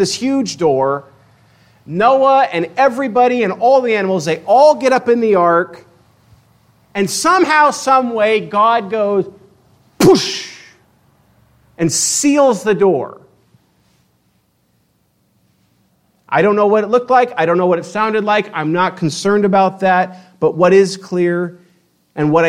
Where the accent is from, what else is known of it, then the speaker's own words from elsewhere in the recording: Spokane, Washington, United States; moved away as an adult; also born or lived in Eastern Oregon; I grew up in Spokane